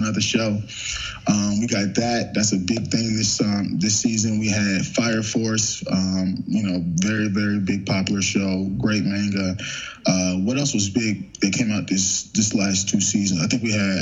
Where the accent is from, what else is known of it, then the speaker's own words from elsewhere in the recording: Long Island, New York, United States; moved away; also born or lived in Greensboro, North Carolina; I'm from Long Island.